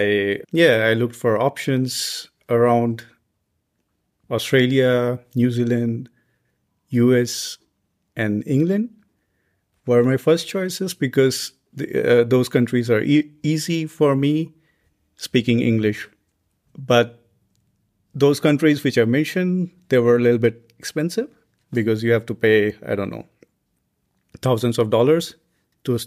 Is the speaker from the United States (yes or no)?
no; India; moved away as an adult; also born or lived in Delhi / Ghaziabad; now in Germany; I come from India and I'm working here as a postdoc.